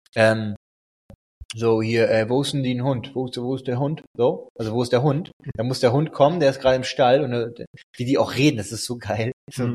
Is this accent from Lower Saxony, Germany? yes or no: yes; Emden, Lower Saxony, Germany; moved away; in Emden, wo ich herkomme